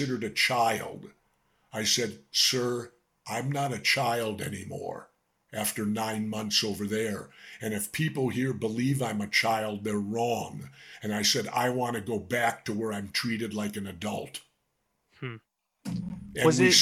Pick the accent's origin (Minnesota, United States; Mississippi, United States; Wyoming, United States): Minnesota, United States; Minneapolis; I grew up in South Minneapolis